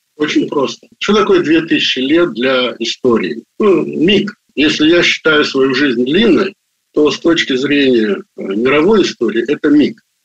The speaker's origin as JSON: {"language": "Russian", "town": "Baku", "country": "Azerbaijan", "tie": "born or raised there", "also_born_or_lived": "Russia / United States", "moved": "as an adult", "said": "Я родился в Баку"}